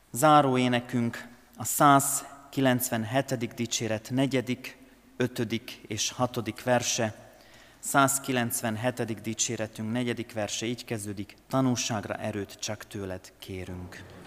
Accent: Hungary; a szülőföldemért, azért, hogy magyar vagyok

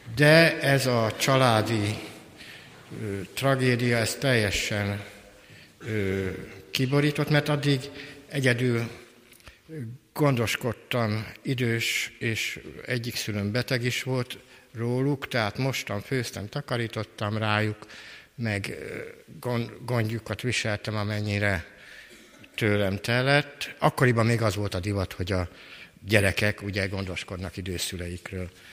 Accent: Kecskemét, Bács-Kiskun, Hungary; 1956-ban születtem Kecskeméten

